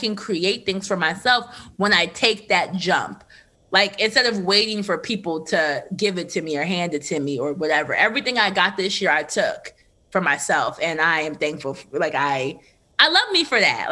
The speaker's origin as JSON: {"language": "English", "town": "Trenton", "region": "New Jersey", "country": "United States", "said": "I'm from Trenton, which is right outside of Philadelphia"}